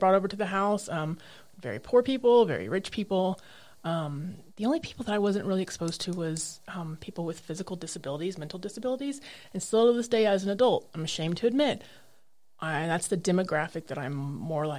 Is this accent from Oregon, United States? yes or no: no; Norman, Oklahoma, United States; moved away; I'm from Norman, Oklahoma. Lived there for 33 years